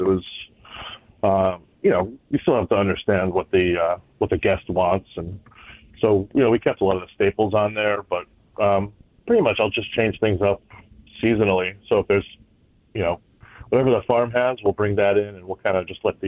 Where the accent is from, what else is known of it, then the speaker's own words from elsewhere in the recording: the Valley, Connecticut, United States; I currently live in Avon, so I'm right down the road from work, which is nice. I've been here pretty much the Valley my whole life.